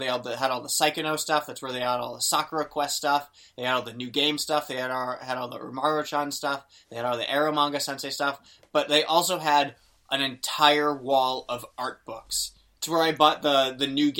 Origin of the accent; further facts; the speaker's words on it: Boston, Massachusetts, United States; I'm from Boston